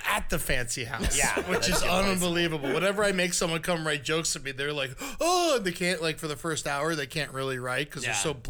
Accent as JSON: {"language": "English", "town": "Deerfield Beach", "region": "Florida", "country": "United States", "moved": "yes", "said": "I'm from Deerfield Beach. I lived there for years."}